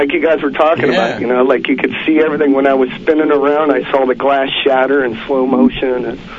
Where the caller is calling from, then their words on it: Santa Monica, California, United States; from Santa Monica.